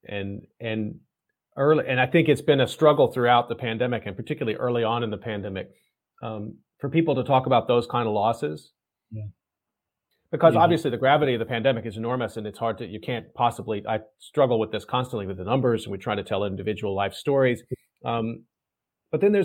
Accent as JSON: {"language": "English", "region": "Texas", "country": "United States", "said": "I'm from Texas"}